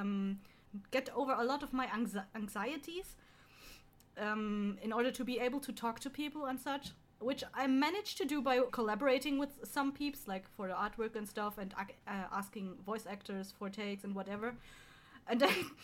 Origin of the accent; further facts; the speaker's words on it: Bavaria, Germany; I'm original from Bavaria